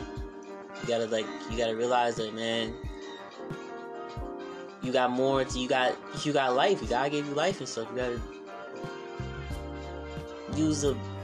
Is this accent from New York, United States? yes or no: yes; Warwick, New York, United States; moved away as an adult; also born or lived in Bronx, New York / Jacksonville; I was born in the Bronx, but we moved up here in Warwick.